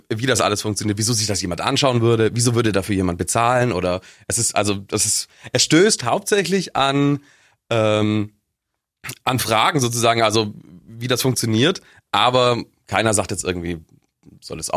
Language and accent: German; Augsburg, Bavaria, Germany; Äh, ich ich komme aus Augsburg.